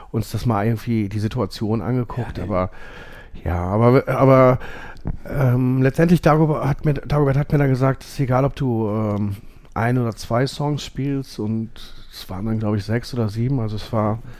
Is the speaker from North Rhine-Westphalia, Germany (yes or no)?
yes; Essen, North Rhine-Westphalia, Germany; ich komme aus Essen-Borbeck. Ähm